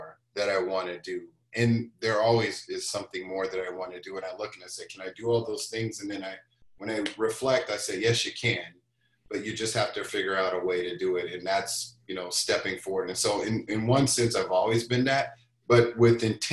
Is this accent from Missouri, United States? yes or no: yes; Kansas City, Missouri, United States; moved away as an adult; also born or lived in Brussels; now in Minnesota, United States; the world that I grew up in the United States. I'm from Kansas City. I've spent the last 20 years in Minnesota, more or less